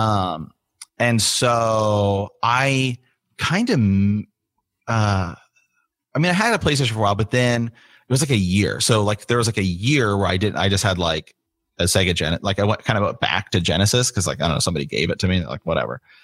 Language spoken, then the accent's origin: English; Ohio, United States; moved away as an adult; I'm from Ohio originally, moved back here to Ohio